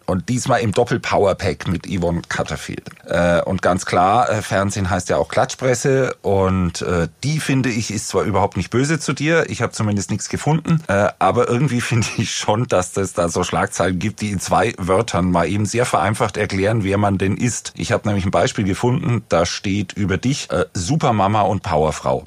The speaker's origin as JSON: {"language": "German", "area": "Franconia", "region": "Bavaria", "country": "Germany", "accent": "Franconian", "said": "ich komme ja aus Franken"}